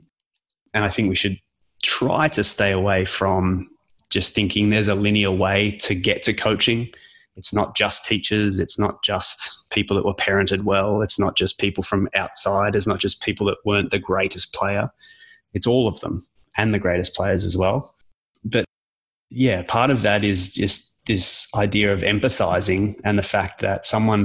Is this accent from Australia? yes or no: yes; Australia; I'm from Australia